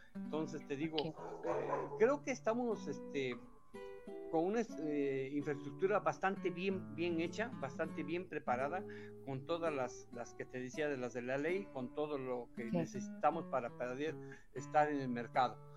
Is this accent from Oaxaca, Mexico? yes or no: yes; Oaxaca, Mexico; also born or lived in Puebla; Claro, tengo toda mi vida aquí en Oaxaca